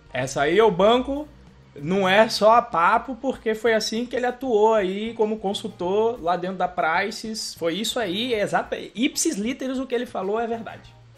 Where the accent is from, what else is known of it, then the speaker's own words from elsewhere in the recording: Brazil; eu sou do Brasil